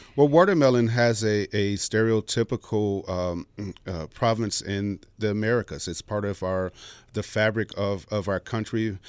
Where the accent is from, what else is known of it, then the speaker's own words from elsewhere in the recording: Chicago, Illinois, United States; I'm from the south side of Chicago